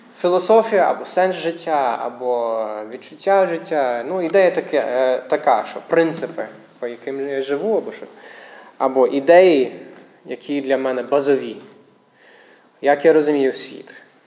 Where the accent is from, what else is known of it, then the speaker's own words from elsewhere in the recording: United States; Ukrainian is a second language; now in Ukraine; я місіонер з Америки, тому українська не моя рідна мова